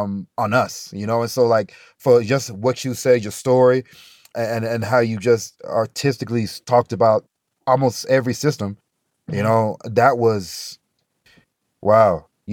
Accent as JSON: {"language": "English", "region": "Alabama", "country": "United States", "lives_now": "Colorado, United States", "said": "They figured when we came from Alabama, that was real racism. Now you in Colorado, shut the hell up and go to school."}